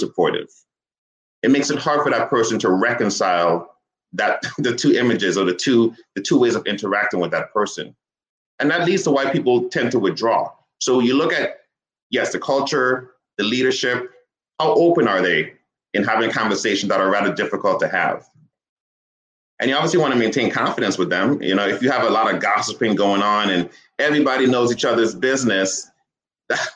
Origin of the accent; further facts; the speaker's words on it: St. Croix, U.S. Virgin Islands; I grew up on the Virgin Islands in St. Croix.